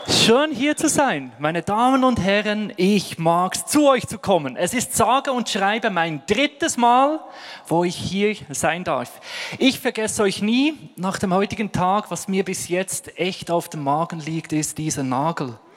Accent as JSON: {"language": "German", "town": "Ostermundigen", "region": "Bern", "country": "Switzerland", "tie": "born or raised there", "said": "Aufgewachsen bin ich in Bern, wunderschön in 3072 Ostermundigen, Postleitzahl und Ort meiner Herkunft."}